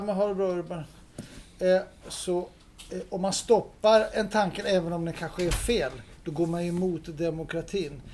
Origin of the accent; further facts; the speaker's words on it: Denmark; now in Sweden; jag är dansk